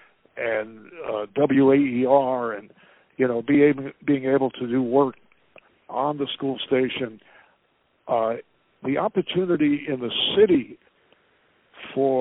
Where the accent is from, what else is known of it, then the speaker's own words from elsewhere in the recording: New York City, New York, United States; I grew up in Brooklyn